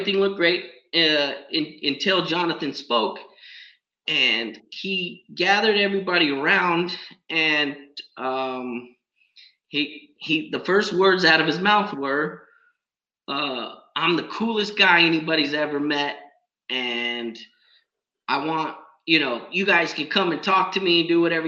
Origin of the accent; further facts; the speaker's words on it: San Diego, California, United States; I'm from San Diego